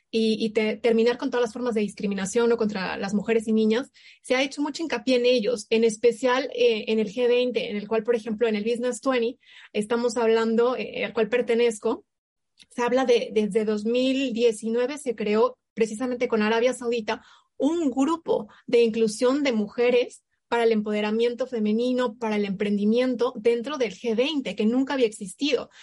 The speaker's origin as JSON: {"language": "Spanish", "country": "Mexico", "said": "nosotros como México"}